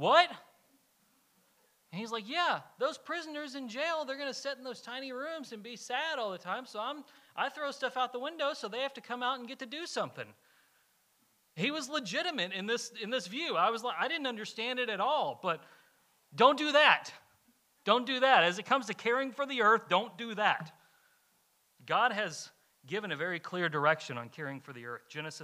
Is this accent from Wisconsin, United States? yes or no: no; Kentucky, United States; moved away; I'm from Kentucky. Coal mining's big up there